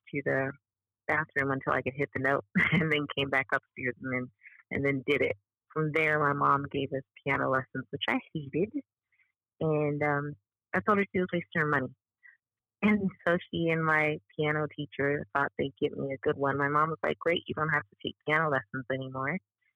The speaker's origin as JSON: {"language": "English", "country": "Bermuda", "moved": "as an adult", "said": "I'm from Bermuda"}